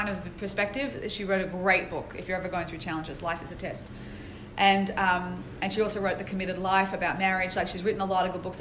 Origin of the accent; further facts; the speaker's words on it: Sydney, New South Wales, Australia; moved away; I grew up in Sydney, Australia, jumping around with the kangaroos